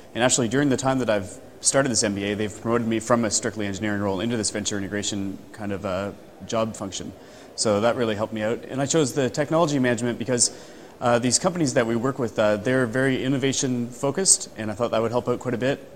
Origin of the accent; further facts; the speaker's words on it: Canada; now in London, United Kingdom; I work in London. I'm originally from Canada.